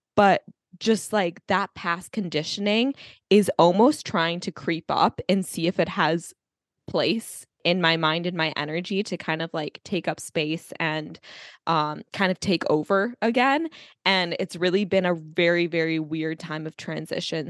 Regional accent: United States; I grew up in America

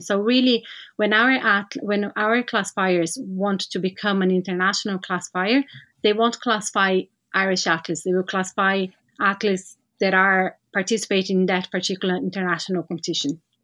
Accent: Brazil; moved away as an adult; now in Ireland; I'm from Brazil, had my experience working with para-swimming and para-sports in general over there and relocated to Ireland

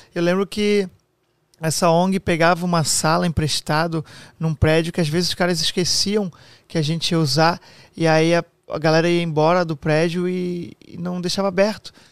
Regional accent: near Blumenau, Santa Catarina, Brazil; como eu sou do Sul, né, ali do lado de Blumenau também, é, a gente cresceu com muito amigo

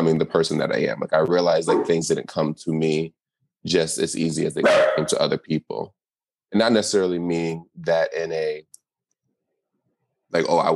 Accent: United States; growing up in America

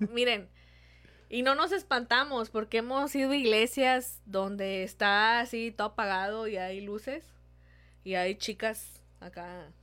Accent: Mexico; Somos de México

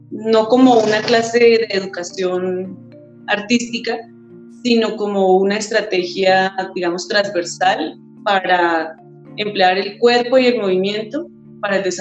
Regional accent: Zipaquirá, Cundinamarca, Colombia; soy de Zipaquirá, Cundinamarca.

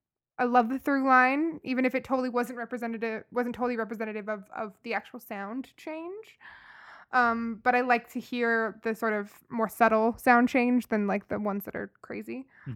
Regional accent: the South, United States; We're from the South. Everything's Coke.

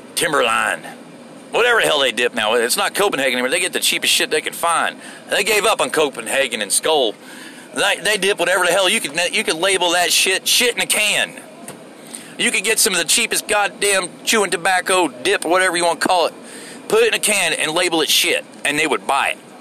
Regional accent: Florida, United States; moved away; I'm from Florida

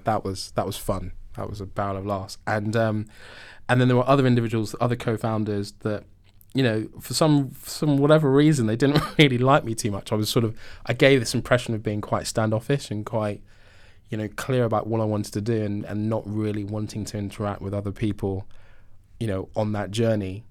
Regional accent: Mitcham, London, United Kingdom; I'm from South London, so depending who I'm talking to, I'm either from Wimbledon

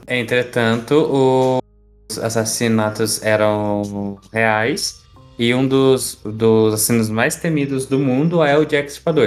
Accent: Minas Gerais, Brazil; um bom mineiro

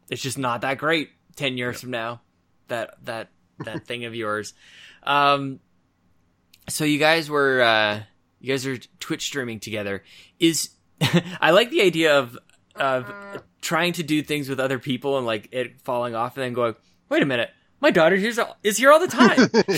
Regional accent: Canada; but we're Canadian.

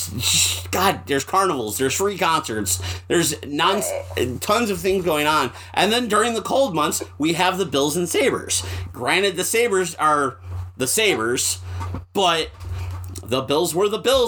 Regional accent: Buffalo, New York, United States; I'm from Buffalo.

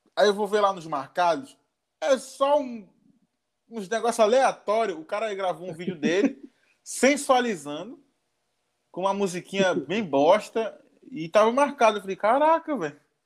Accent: Manaus, Amazonas, Brazil; sou de Manaus

